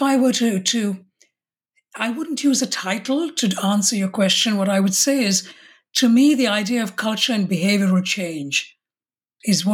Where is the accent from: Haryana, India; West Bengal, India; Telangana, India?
West Bengal, India; Kolkata; moved away as an adult; also born or lived in Mumbai, India / Rajasthan, India / Kerala, India; now in London, United Kingdom; I was born in what I know as Bombay in India and is now known as Mumbai. And when I was six, we moved to Calcutta or Kolkata in Bengal. And I grew up in Calcutta. And I now live in London in the United Kingdom.